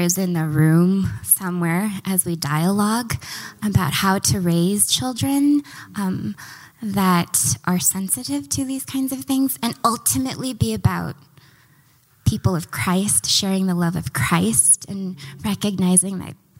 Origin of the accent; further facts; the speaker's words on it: Kansas City, Missouri, United States; born there; I was born in Kansas City, Missouri, y'all.